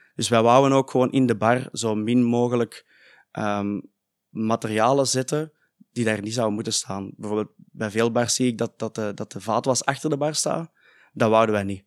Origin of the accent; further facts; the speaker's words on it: Heist-op-den-Berg, Flanders, Belgium; wij zijn allebei van IJssel den Berg